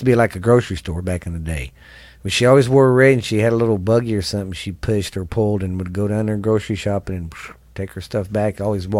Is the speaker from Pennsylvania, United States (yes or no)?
no; Mineral Wells, Texas, United States; In the 80s, I grew up here in Mineral Wells